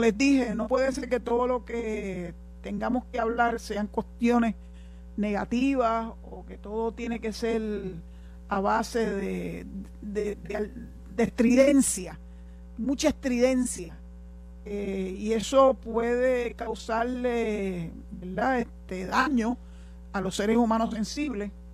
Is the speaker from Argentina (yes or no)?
no; Puerto Rico; los puertorriqueños nos expresamos mejor en español